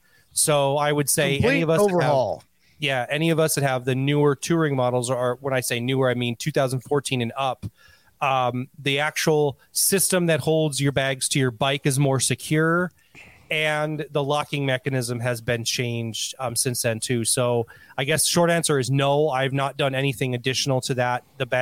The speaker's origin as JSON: {"language": "English", "country": "Canada", "said": "When I said I'm Native Canadian, I meant to say I'm what you would call Native American, but I'm from Canada, which simply means I'm an Indian."}